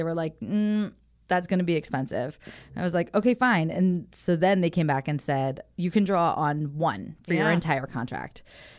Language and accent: English; Philadelphia, Pennsylvania, United States; we're playing Philadelphia, which is my hometown